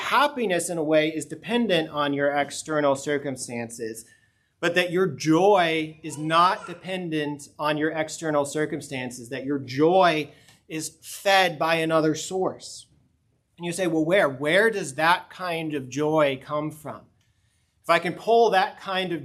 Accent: Colorado, United States; moved away; even where I grew up in Colorado, our home got its water from an artesian spring because we were in the mountains

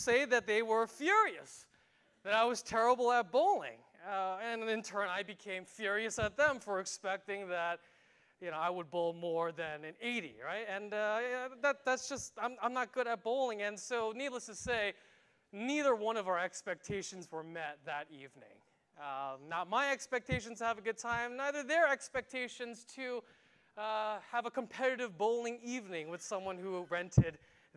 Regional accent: New York, United States; moved away; New York, which is my hometown

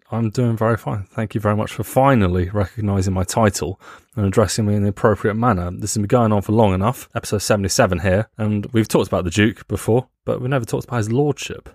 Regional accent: United Kingdom; moved away as an adult; now in Germany; I'm British

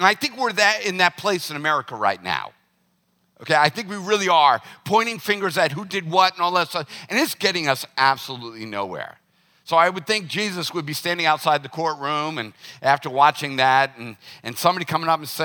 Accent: the South, United States; Growing up in the South

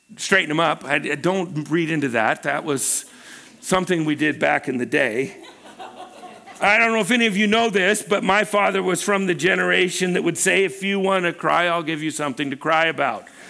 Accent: Pacific Northwest, United States; also born or lived in Los Angeles, United States; Pam and I uh, you know, we were raised in the Pacific Northwest

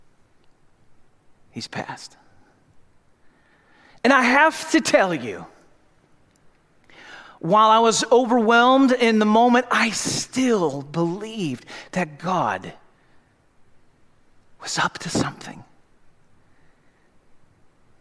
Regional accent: St. Louis, Missouri, United States; I grew up in St. Louis

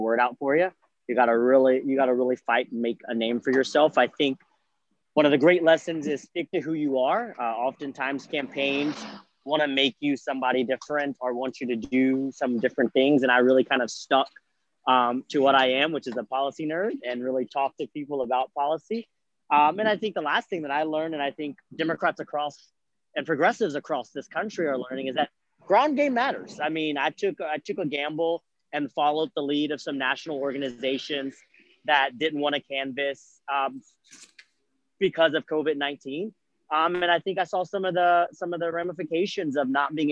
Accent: Lake Charles, Louisiana, United States; moved away as an adult; now in Baton Rouge, United States; I am originally from Lake Charles, Louisiana

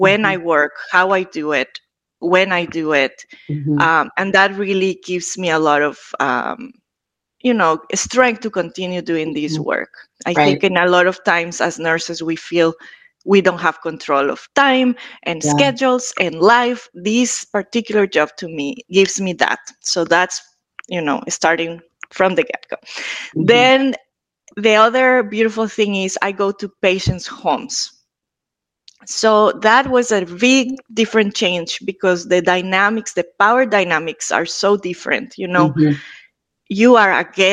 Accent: Ecuador; now in Boston, United States; I am from Ecuador

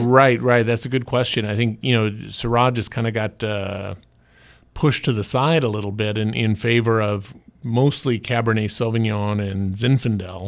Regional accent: Orange County, California, United States; also born or lived in Santa Barbara County; I, I grew up in Orange County, went to U C Irvine

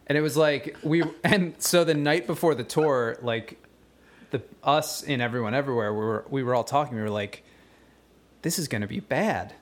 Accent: West Chester, Pennsylvania, United States; we all went to high school together in, uh, Westchester, Pennsylvania

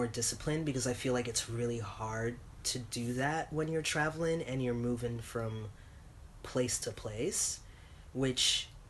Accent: New York, United States; moved away; I'm from New York

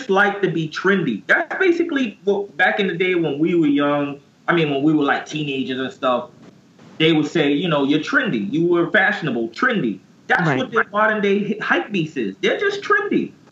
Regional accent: New York City, New York, United States; I hail from New York. Uh, LES.

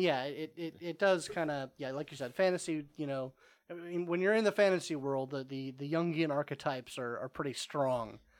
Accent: East Cobb, Georgia, United States; I grew up in East Cobb, and that's a geographical bubble

